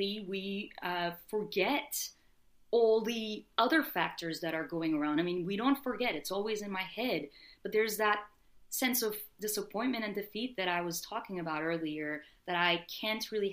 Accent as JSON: {"language": "English", "country": "Turkey", "tie": "born or raised there", "also_born_or_lived": "Philadelphia", "moved": "yes", "lives_now": "New York, United States", "said": "I was born and raised in Turkey"}